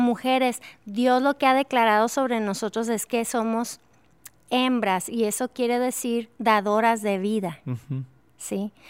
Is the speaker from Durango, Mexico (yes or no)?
yes; Durango, Mexico; amo mi ciudad natal de Durango.